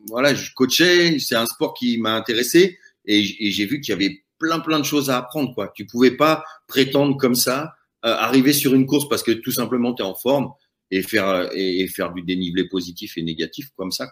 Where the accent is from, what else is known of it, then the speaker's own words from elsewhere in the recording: Paris, Île-de-France, France; now in Chamonix, France; J'étais arrivé en 93 euh, à Chamonix pour y vivre. Et je venais de Paris.